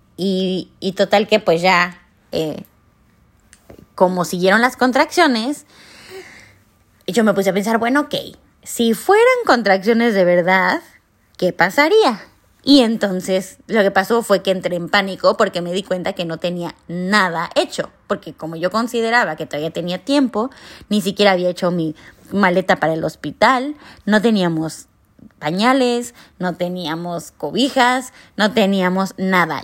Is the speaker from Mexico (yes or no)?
yes; Mexico; moved away; yo soy de México